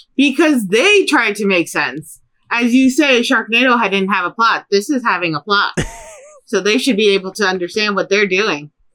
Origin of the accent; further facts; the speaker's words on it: Chicago, Illinois, United States; growing up in Chicago